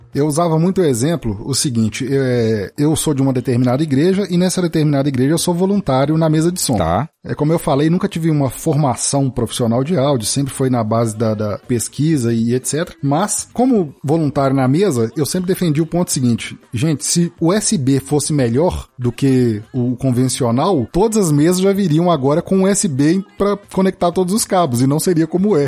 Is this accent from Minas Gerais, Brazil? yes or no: yes; Sete Lagoas, Minas Gerais, Brazil; da minha terra natal, eu sou de Sete Lagoas